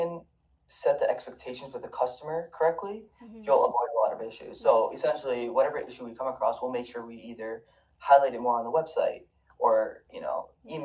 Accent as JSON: {"language": "English", "town": "Toronto", "region": "Ontario", "country": "Canada", "tie": "born or raised there", "moved": "yes", "lives_now": "Michigan, United States", "said": "I grew up in Toronto"}